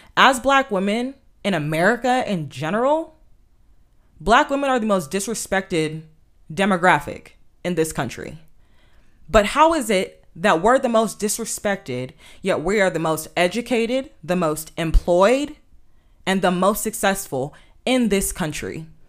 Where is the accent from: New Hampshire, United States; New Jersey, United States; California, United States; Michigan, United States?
California, United States; Inglewood; I grew up in Southern California and more specifically Inglewood